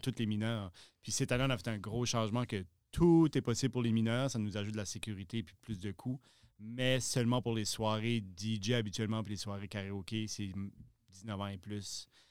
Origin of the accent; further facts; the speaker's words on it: Shippagan, New Brunswick, Canada; moved away as an adult; now in Moncton, Canada; originaire de Chipagan, dans le nord-est du Nouveau-Brunswick